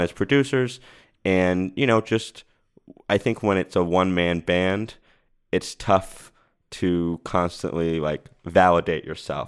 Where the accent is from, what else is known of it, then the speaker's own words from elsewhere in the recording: Rhode Island, United States; now in Los Angeles, United States; I moved out here and I, I'm from Rhode Island